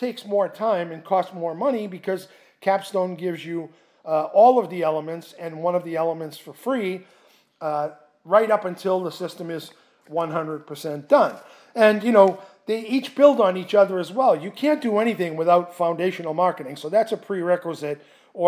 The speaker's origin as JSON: {"language": "English", "town": "Boston", "region": "Massachusetts", "country": "United States", "moved": "yes", "said": "I'm originally from Boston"}